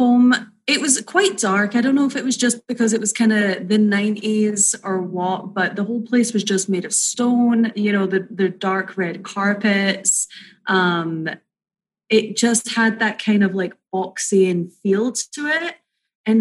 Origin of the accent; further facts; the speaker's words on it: Edinburgh, Scotland, United Kingdom; moved away as an adult; now in California, United States; I was born in Edinburgh, Scotland. And I moved over to California about 9 years ago.